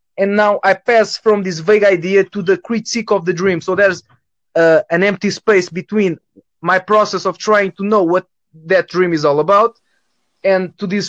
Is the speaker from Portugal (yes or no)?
yes; Portugal; first language Portuguese; English is a second language; I'm from Europe, Portugal